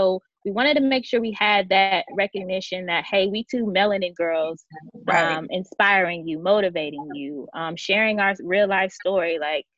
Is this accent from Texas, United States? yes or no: yes; Dallas, Texas, United States; also born or lived in San Antonio, Texas; I have been living in Dallas, Texas, most of my life